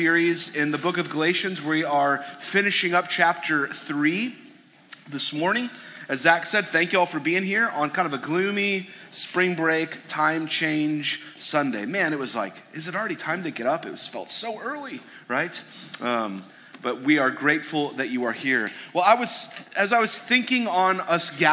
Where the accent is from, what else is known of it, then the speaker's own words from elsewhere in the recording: suburb north of Detroit, Michigan, United States; I grew up in Michigan. I grew up in a suburb north of Detroit